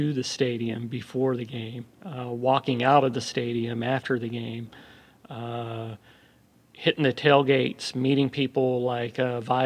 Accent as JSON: {"language": "English", "region": "Southern California", "country": "United States", "tie": "born or raised there", "also_born_or_lived": "Oakland, California", "said": "I grew up in Southern California. I was born in Oakland. Grew up in Southern California."}